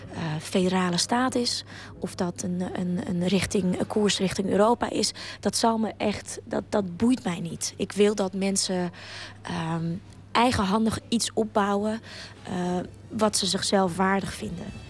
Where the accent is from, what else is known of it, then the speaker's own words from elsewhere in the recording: Ukraine; now in Netherlands; als Oekraïense